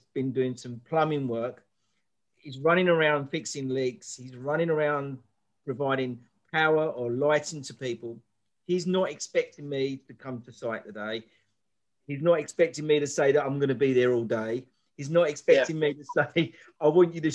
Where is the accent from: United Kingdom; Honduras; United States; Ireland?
United Kingdom; England; I'm English